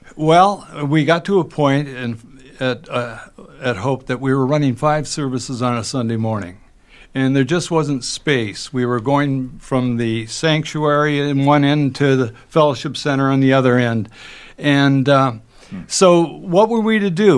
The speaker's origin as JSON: {"language": "English", "town": "Moorhead", "region": "Minnesota", "country": "United States", "tie": "born or raised there", "said": "grew up in Moorhead, Minnesota"}